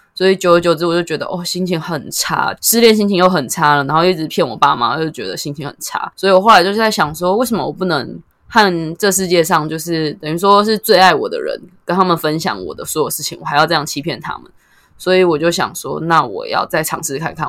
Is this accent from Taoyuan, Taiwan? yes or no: yes; Taoyuan, Taiwan; 其实我是桃园人，大学也算是在桃园念